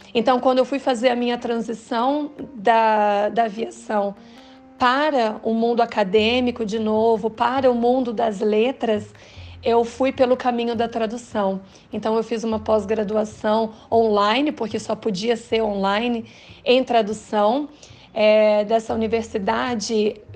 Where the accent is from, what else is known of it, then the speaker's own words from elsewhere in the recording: Londrina, Paraná, Brazil; also born or lived in Vitória; Eu estava vivendo muito ali naquele meu mundo de Londrina, né? Eu sou do Paraná, é, já havia morado em Vitória antes